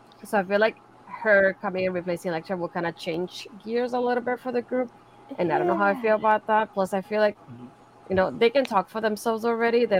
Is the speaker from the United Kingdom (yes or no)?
no; Bayamón, Puerto Rico; moved away as an adult; now in Orlando, United States; I was born in Puerto Rico, raised in Puerto Rico most of my life